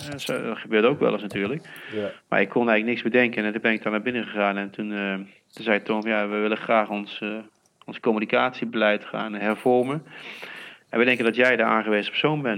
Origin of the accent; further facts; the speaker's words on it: Heeze, North Brabant, Netherlands; ik kom hier wel uit de regio. Hè. Ik kom uit Hezen, een dorpje hier vlakbij. En, eh, dus ik ben opgegroeid in PSV-land